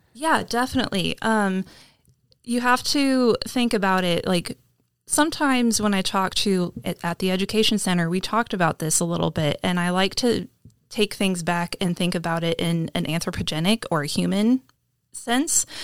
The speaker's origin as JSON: {"language": "English", "region": "Kansas", "country": "United States", "tie": "born or raised there", "said": "I grew up in Kansas, um, along, like, the Decatur County"}